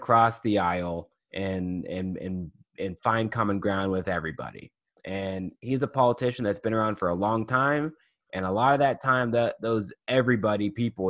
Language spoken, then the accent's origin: English; the South, United States; a person growing up in the South